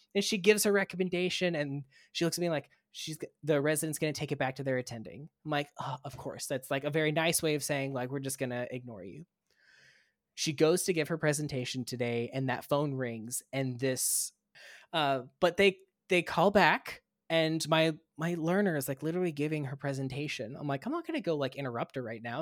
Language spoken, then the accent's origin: English; Kansas, United States; moved away as an adult; also born or lived in Florida / Minnesota; now in Missouri, United States; I went to school in Kansas